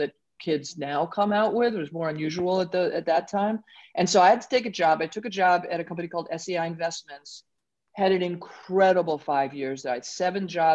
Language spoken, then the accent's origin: English; New York City, New York, United States; I grew up in Brooklyn